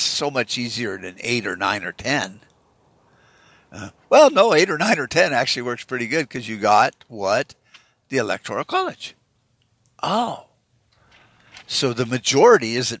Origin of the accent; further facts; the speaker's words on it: Arizona, United States; I'm from Arizona. I'm an Arizonan